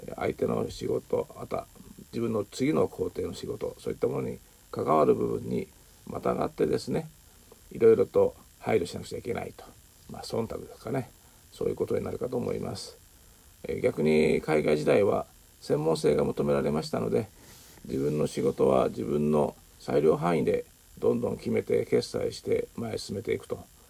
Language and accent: Japanese; Japan; moved away as an adult; also born or lived in Southeast Asia / China; 日本で生まれ育ち一旦海外へ出てまた無事に帰ってこれた